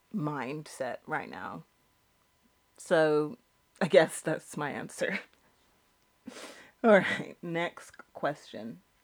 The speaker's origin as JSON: {"language": "English", "country": "United Kingdom", "said": "I'm British."}